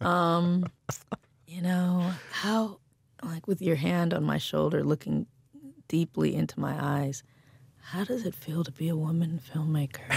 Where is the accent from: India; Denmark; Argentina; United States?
United States; Compton, California; I grew up in Compton, and there was a, a heavy police presence